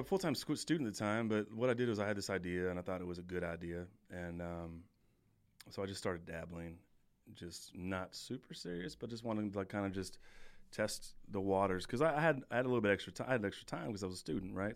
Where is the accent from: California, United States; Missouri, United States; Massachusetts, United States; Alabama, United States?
California, United States; moved away as an adult; also born or lived in Wisconsin; I'm from California